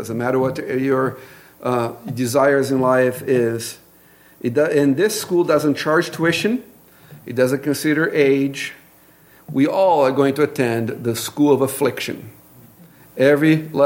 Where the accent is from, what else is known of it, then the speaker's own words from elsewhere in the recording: Brazil; accent: Brazilian English; English is a second language; moved away; my Brazilian English accent